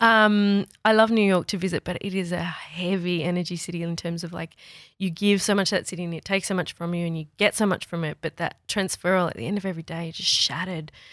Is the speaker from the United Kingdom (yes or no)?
no; Australia; we're Aussie